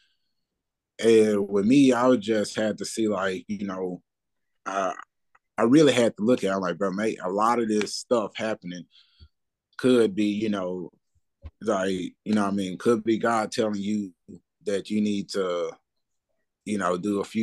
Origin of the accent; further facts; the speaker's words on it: Memphis, Tennessee, United States; I'm coming from Memphis